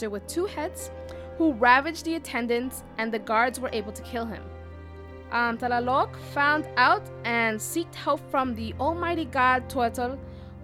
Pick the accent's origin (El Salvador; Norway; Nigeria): El Salvador; moved away; my home country, El Salvador.